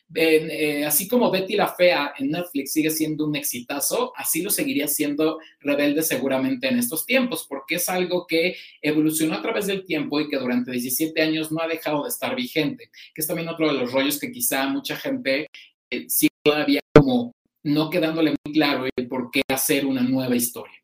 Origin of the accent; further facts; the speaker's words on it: Mexico; como público mexicano